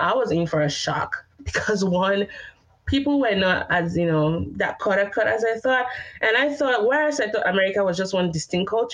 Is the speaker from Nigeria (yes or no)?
yes; Nigeria; moved away as an adult; also born or lived in Austin, Texas, United States; now in Oklahoma City, United States; I'm Nigerian, but I'm also Yoruba, which is a tribe in Nigeria.